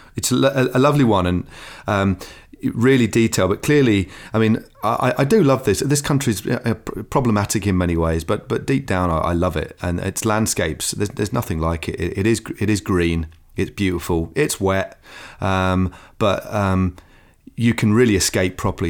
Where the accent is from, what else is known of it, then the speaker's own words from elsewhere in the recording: London, United Kingdom; also born or lived in Cornwall; although I was brought up in London